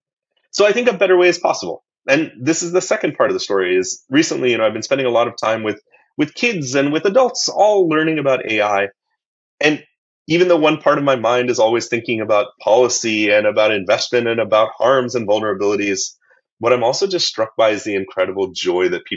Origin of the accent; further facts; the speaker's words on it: middle of Illinois, United States; I grew up in the United States as an American